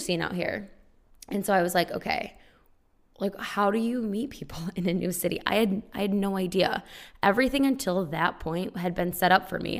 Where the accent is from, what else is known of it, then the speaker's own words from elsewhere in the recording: small town four hours west of Chicago, Illinois, United States; moved away as an adult; also born or lived in Champaign-Urbana, Illinois; now in Los Angeles, United States; I am originally from a small town four hours west of Chicago. And then I went to college in state